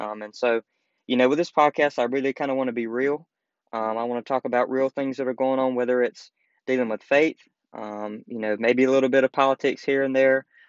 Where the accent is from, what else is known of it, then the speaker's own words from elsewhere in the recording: the South, United States; growing up in the South, you know, it's kind of the, still in a way, still kind of the Bible Belt.